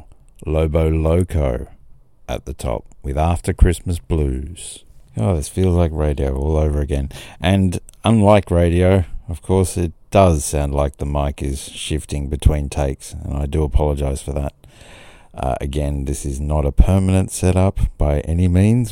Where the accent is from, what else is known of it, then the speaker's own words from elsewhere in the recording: Grafton, New South Wales, Australia; also born or lived in Sydney; in Grafton, my hometown